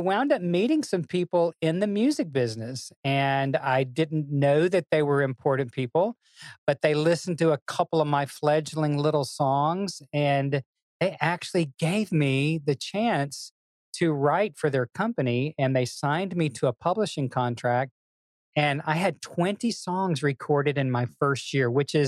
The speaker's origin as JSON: {"language": "English", "town": "Memphis", "region": "Tennessee", "country": "United States", "tie": "born or raised there", "said": "But I grew up in a Southern family in Memphis, Tennessee."}